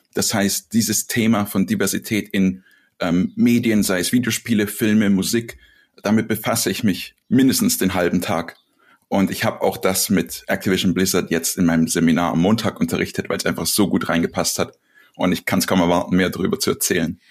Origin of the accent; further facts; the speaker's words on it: Serbia; moved away; ich bin aus Serbien